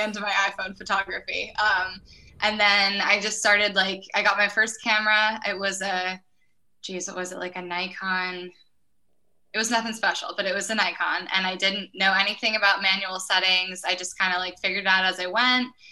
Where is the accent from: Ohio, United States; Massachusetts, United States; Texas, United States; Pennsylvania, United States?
Pennsylvania, United States; Orwigsburg; I'm actually from Orwigsburg, Pennsylvania. It's a super small town that most people have never heard